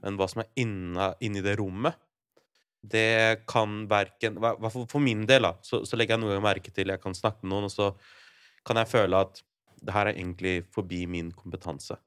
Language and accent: Norwegian; Larvik, Vestfold, Norway; min hjemby, da. Larvik.